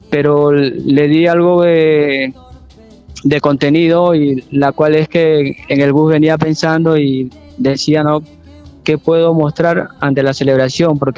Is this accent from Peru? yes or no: yes; Supe, Lima, Peru; Bueno, yo vengo del norte de Perú, de Lima a cuatro horas. Eh, vengo de la civilización más antigua de América, Caral, supe.